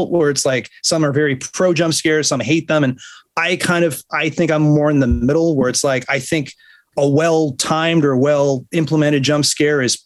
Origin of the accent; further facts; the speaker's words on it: Buffalo, New York, United States; moved away; I grew up in Buffalo